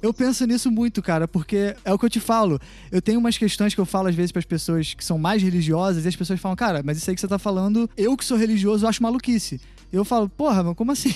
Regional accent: Belford Roxo, Rio de Janeiro, Brazil; now in Rio de Janeiro, Brazil; eu cresci num lugar pobre, em Belfor Roxo, tipo, interior de Belfor Roxo, que é tipo a Baixada Fluminense aqui no Rio

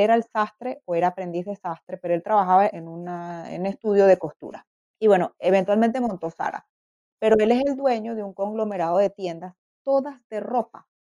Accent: Venezuela; moved away as an adult; also born or lived in Canada; now in Berlin, Germany; yo soy venezolana de origen

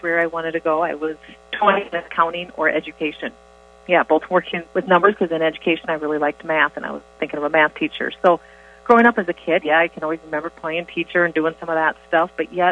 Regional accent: Orange City, Iowa, United States; I grew up in Orange City, Iowa, so just about 15 minutes from Center

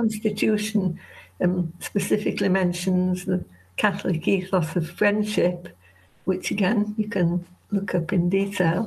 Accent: Leeds, Yorkshire and the Humber, United Kingdom; I live in the Yorkshire Dales. I'm a Yorkshire woman because I was born in Leeds

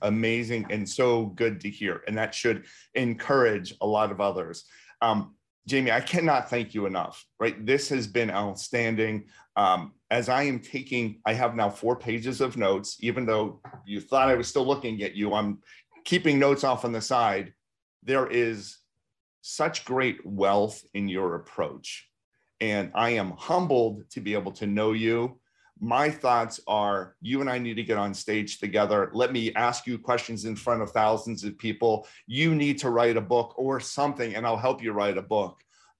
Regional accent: Pittsburgh, Pennsylvania, United States; I keep on getting calls from XYZ Limited Service Hotel in Pittsburgh, and I'm from Pittsburgh.

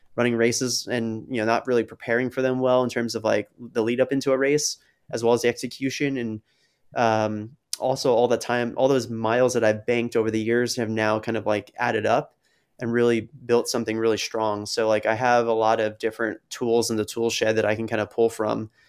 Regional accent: New Jersey, United States; now in Rhode Island, United States; New Jersey, which is, like, my home state

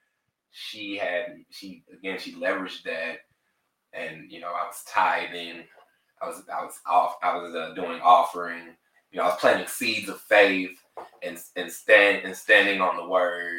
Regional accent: Tulsa, Oklahoma, United States; moved away as an adult; also born or lived in Amarillo, Texas; now in Dallas-Fort Worth, United States; I was raised in Tulsa, Oklahoma

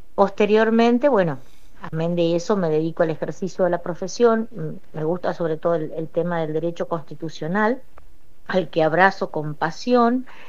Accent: Paraná, Entre Ríos, Argentina; also born or lived in Colombia / Santa Fe; yo vivo en Paraná y toda mi adolescencia la hice en Paraná

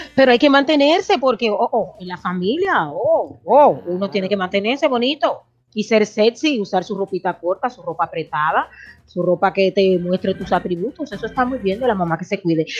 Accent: Dominican Republic; now in United States; como decimos los dominicanos

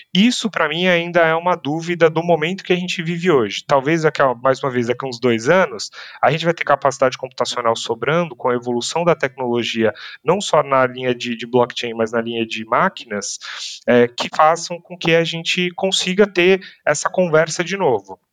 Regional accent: Brazil; Nossas interações, as nossas como brasileiros, interações nesta região são muito positivas

